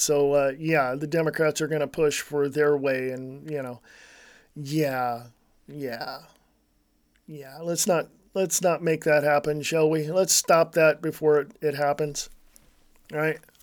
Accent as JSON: {"language": "English", "country": "United States", "tie": "born or raised there", "said": "I'm an American. I was born and raised right here in the United States of America"}